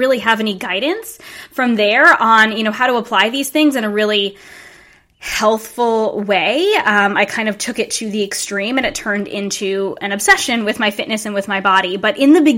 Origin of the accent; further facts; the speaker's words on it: Rhode Island, United States; we ended up both going to URI, which was about 20 minutes away from my hometown